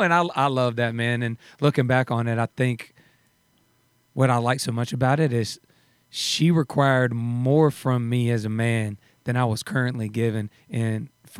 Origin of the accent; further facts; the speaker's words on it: Douglasville, Georgia, United States; also born or lived in Tyler, Texas; I was born in Texas, in Tyler, Texas. {S1} Okay. {S2} And then when I was 10 years old, I moved out to Georgia, about 30 minutes outside of Atlanta, a town called Douglasville.